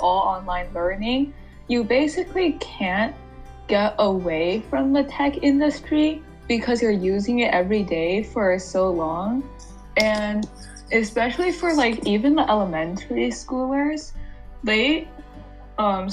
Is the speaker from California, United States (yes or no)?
yes; Silicon Valley, California, United States; growing up in Silicon Valley